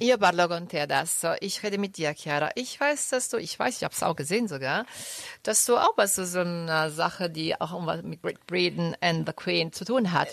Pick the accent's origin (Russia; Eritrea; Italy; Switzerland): Italy; Rome, Lazio; now in Düsseldorf, Germany; ich komme aus Rum